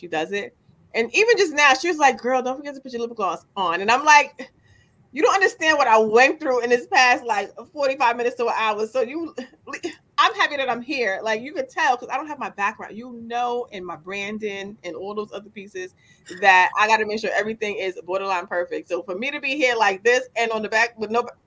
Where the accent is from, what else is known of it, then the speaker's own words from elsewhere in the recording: New York City, New York, United States; moved away as an adult; also born or lived in Yonkers; now in Beacon, United States; I've been in the Bronx my entire life